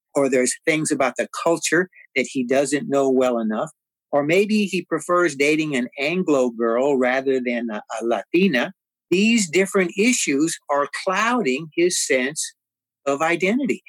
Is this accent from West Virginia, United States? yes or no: no; San Antonio, Texas, United States; I lived on the Prospect Hill community on the west side of San Antonio